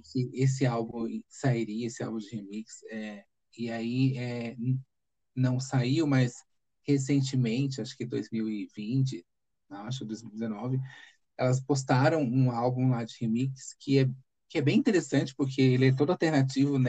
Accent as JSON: {"language": "Portuguese", "region": "São Paulo", "country": "Brazil", "tie": "born or raised there", "also_born_or_lived": "Fortaleza", "said": "eu nasci aqui em São Paulo"}